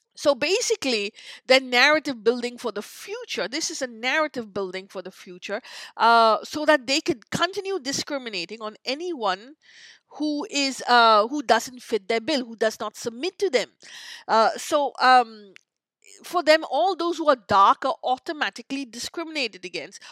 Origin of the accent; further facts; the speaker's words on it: India; now in North America; I grew up in in in India